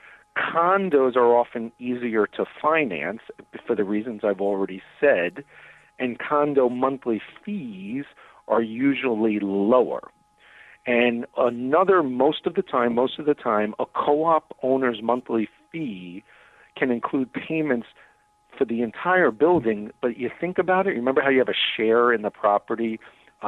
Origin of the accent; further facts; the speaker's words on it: New York, United States; now in Chicago, United States; I'm originally from New York